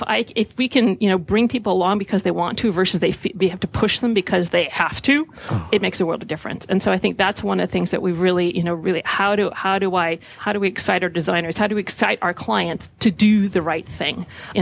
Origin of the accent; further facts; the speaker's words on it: San Francisco, California, United States; I grew up in San Francisco.